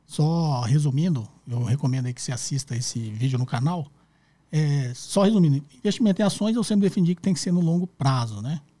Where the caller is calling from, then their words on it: Sorocaba, São Paulo, Brazil; sou aqui de Sorocaba.